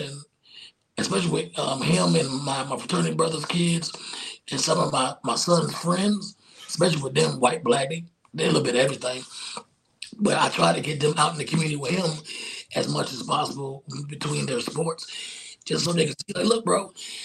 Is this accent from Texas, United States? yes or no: no; South Georgia, United States; I grew up in South Georgia.